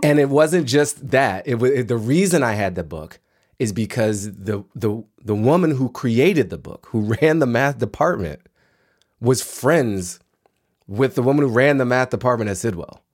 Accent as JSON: {"language": "English", "town": "Washington", "region": "District of Columbia", "country": "United States", "tie": "born or raised there", "said": "I grew up in Washington, D C in the nineteen eighties."}